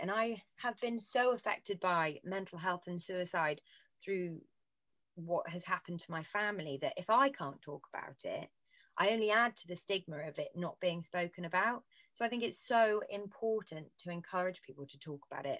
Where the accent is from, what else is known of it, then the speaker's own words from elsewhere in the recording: Bristol, South West England, United Kingdom; moved away as an adult; now in London, United Kingdom; we grew up together in Bristol